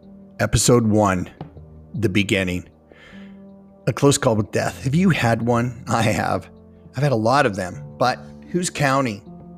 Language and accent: English; Wyoming, United States; now in Utah, United States; I'm from Utah. I've lived here nearly 30 years, and I'm a transplant from Wyoming.